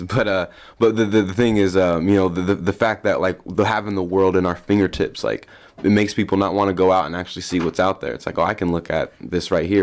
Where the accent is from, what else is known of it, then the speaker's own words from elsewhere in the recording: Des Moines, Iowa, United States; born and raised Des Moines.